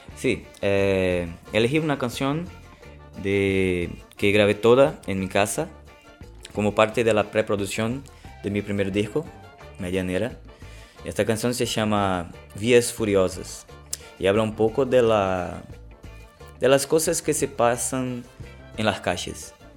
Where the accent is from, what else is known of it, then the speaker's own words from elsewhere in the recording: Recife, Pernambuco, Brazil; Spanish is a second language; moved away; soy de Recife, Pernambuco, Brasil